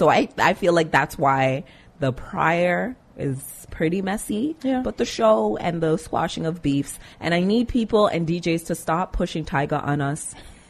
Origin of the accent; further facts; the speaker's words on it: Jamaica; No, dancehall people. I'm Jamaican.